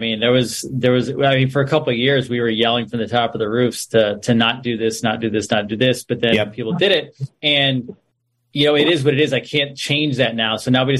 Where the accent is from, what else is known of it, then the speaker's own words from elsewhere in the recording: upstate New York, United States; moved away; I'm from upstate New York, but I love the city.